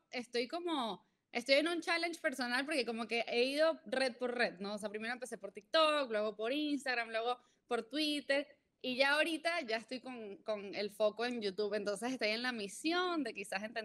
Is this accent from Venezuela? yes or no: yes; Venezuela; born there; moved away; also born or lived in Mexico; nací en Venezuela, eh, llevo mucho tiempo viviendo fuera de Venezuela. Viví en México siete años